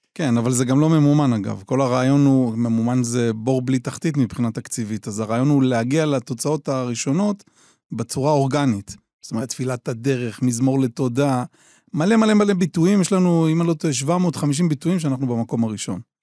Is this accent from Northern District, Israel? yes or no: yes; Kiryat Shmona, Northern District, Israel; אני גר בקריית שמונה, נולדתי בקריית שמונה